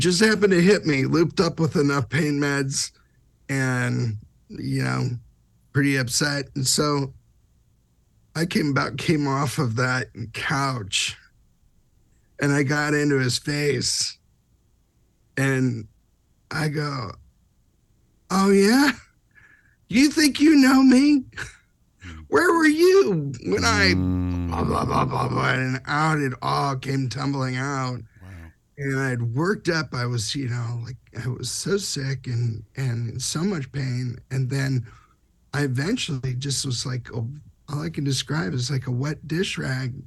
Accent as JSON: {"language": "English", "region": "Southern California", "country": "United States", "said": "I'm from Southern California"}